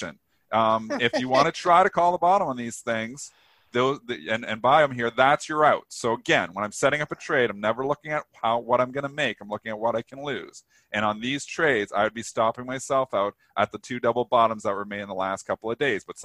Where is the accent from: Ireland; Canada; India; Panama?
Canada; I am Canadian.